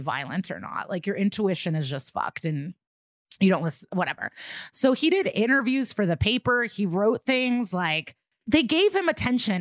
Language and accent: English; Skokie, Illinois, United States; growing up in Skokie, like this is it's it's an it's just like a quintessential suburban looking neighborhood.